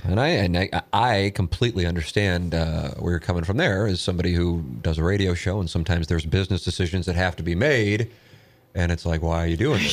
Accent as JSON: {"language": "English", "town": "St. Louis", "region": "Missouri", "country": "United States", "tie": "born or raised there", "said": "I grew up on Tam Avenue"}